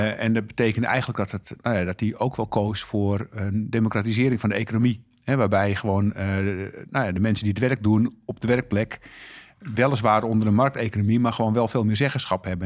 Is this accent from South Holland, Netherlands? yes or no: no; Texel, North Holland, Netherlands; ik groeide op op Texel